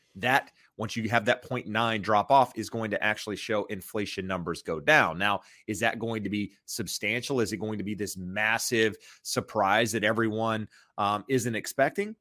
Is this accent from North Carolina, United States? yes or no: yes; North Carolina, United States; I'm from North Carolina